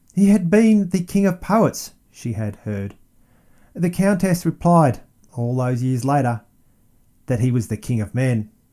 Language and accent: English; Melbourne, Victoria, Australia; it is for him that my hometown is named